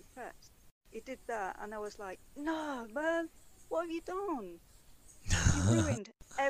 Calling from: Derbyshire, East Midlands, United Kingdom; From Derbyshire.

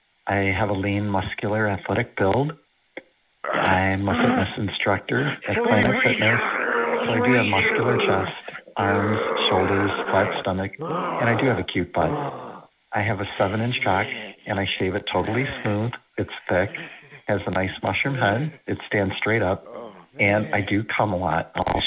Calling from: Indiana, United States; I'm calling from the Chicagoland, Northwest Indiana area.

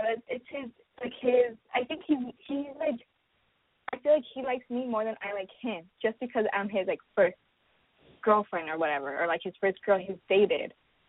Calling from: Los Angeles, California, United States; I am 22, going to be 23, and I'm from Los Angeles.

